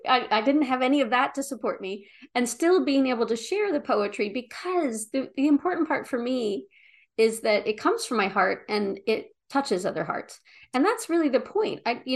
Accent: New Jersey, United States; You know, I grew up in South Jersey. You know, I had a mouth like a sailor.

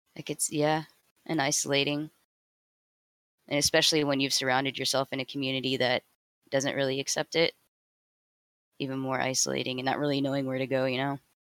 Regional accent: Houston, Texas, United States; I grew up in Houston, Texas

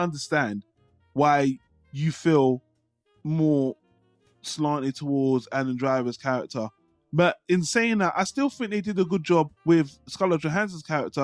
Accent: United Kingdom; I'm British and we have different systems here

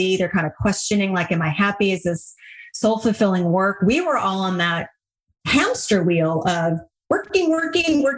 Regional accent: Hawaii, United States; I grew up in Hawaii

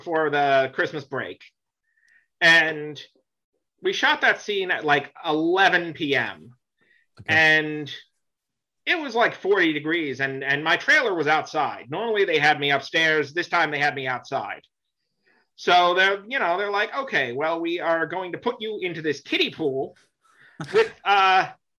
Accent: Florida, United States; moved away; also born or lived in New York / Boston; I grew up in Florida, but before that I grew up in New York

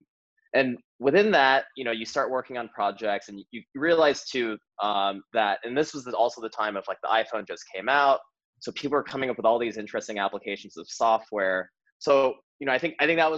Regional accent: Missouri, United States; moved away as an adult; I'm from Missouri, I'm from a small town in Missouri

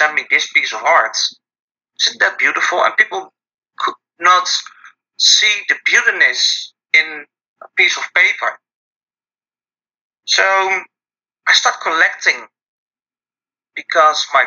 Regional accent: Netherlands; I'm from the Netherlands

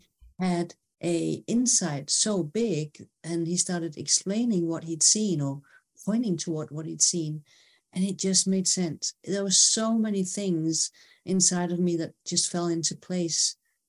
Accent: Denmark; I'm from Denmark

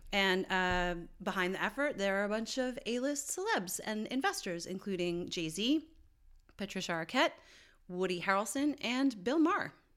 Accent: Canada; I am Canadian.

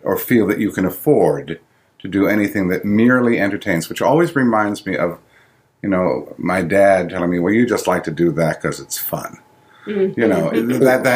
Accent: Ithaca, New York, United States; moved away; returning to Ithaca for me, because I have allowed myself in this return to my hometown that I actually took for granted, I think, enormously when I was growing up here

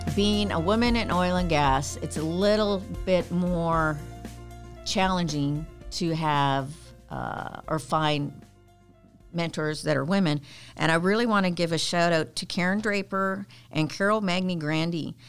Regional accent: Canada; now in United States; I was a Girl Guide when I was growing up in Canada.

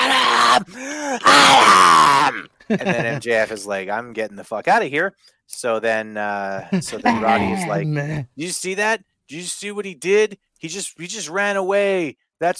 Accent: Canada; I'm Canadian

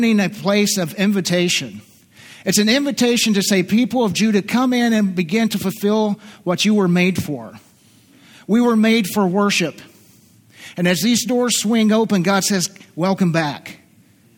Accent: southeastern Kentucky, United States; moved away; I'm from southeastern Kentucky originally. And I slip into my accent once in a while

